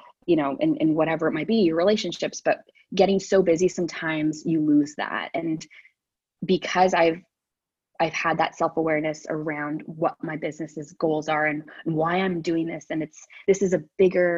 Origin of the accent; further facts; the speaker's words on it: Ottawa, Ontario, Canada; I am from Ottawa, born and raised here, went to school here, Ottawa U